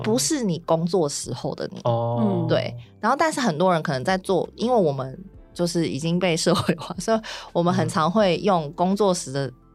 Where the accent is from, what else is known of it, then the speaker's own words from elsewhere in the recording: Tainan, Taiwan; 我是台南人